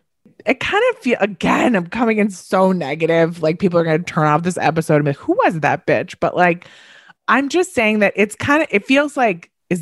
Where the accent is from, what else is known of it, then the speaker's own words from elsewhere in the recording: Long Island, New York, United States; moved away; Like, we're from Long Island.